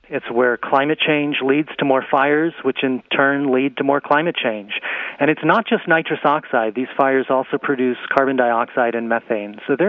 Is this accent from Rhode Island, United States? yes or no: no; Arizona, United States; The Wallow Fire in my home state, Arizona, has burned over 450,000 acres.